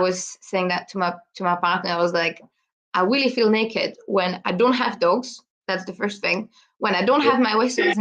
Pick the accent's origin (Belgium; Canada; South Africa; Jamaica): Belgium; Brussels, Brussels-Capital Region; English is a second language; moved away as an adult; now in Scotland, United Kingdom; I'm originally from Belgium, so I was born in the middle of Brussels in the city.